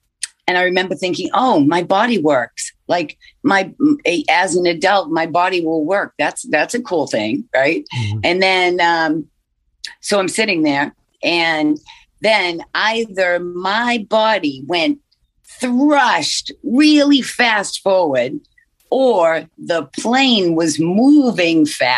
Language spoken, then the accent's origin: English; Massachusetts, United States; I'm from Massachusetts